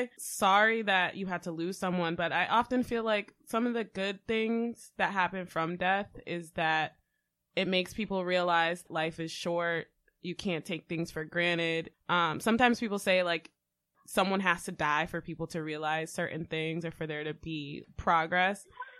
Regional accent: United States; accent: American; I'm speaking Creole with a very thick American accent.

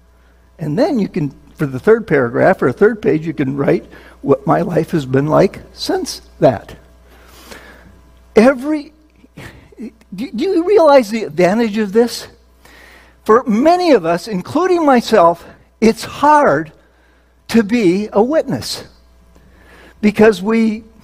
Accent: Minnesota, United States; now in New Jersey, United States; I was born and raised in Minnesota

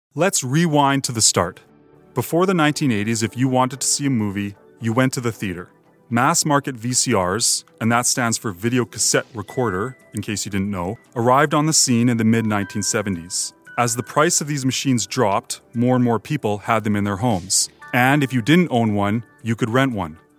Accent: Edmonton, Alberta, Canada; I grew up here in Edmonton.

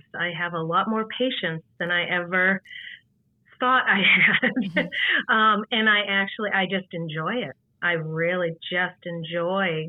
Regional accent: Massachusetts, United States; also born or lived in Northern Ireland; now in Buffalo Niagara region, United States; originally I am from Massachusetts. I actually came here from Northern Ireland, where my husband is from. I lived there for many years

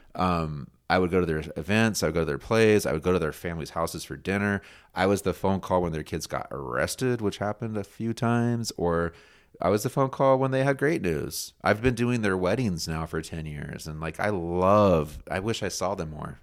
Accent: United States; I'm an American too

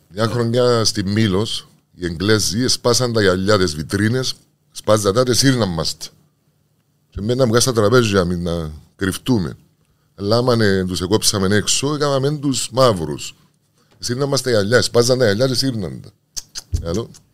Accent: Limassol, Limassol District, Cyprus; also born or lived in Argaki / Morphou; μα ήρθαμε μικροί πρόσφυγε. Μεγαλώσαμε στη Λεμεσό.

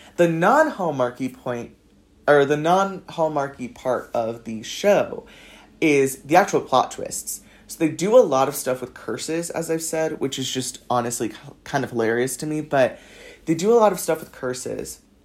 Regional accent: Los Angeles, California, United States; moved away as an adult; also born or lived in south of France; now in France; I'm from Los Angeles

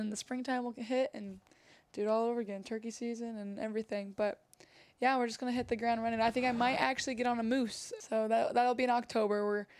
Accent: Illinois, United States; I'm from Illinois. I'm from the Midwest.

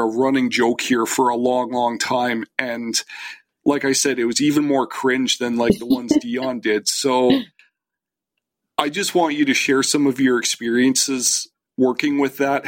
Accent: Canada; I am Canadian

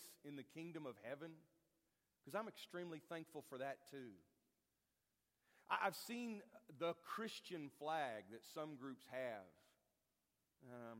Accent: United States; I'm an American, and I'm thankful for it

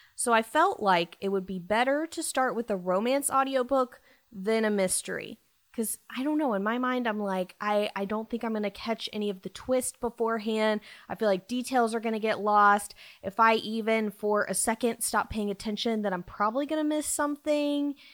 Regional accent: Dallas, Texas, United States; I am from Dallas

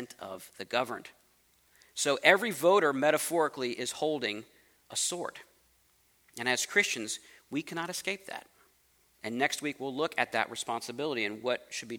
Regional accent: United States; I'm American

